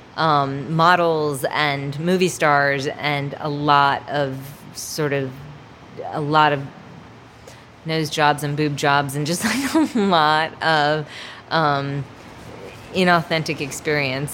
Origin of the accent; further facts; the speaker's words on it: Miami, Florida, United States; moved away; also born or lived in North Carolina; I grew up in Miami, Florida, in the seventies and eighties